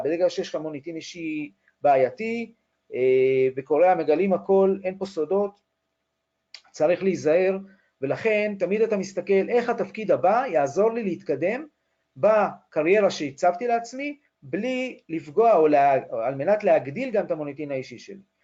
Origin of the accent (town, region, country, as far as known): Israel